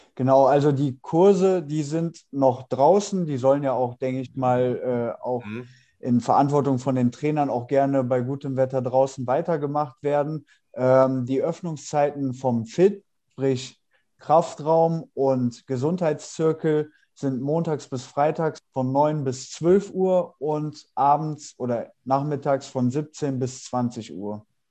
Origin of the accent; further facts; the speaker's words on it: Mönchengladbach, North Rhine-Westphalia, Germany; moved away; also born or lived in Cologne / Düsseldorf; komme gebürtig aus Mönchengladbach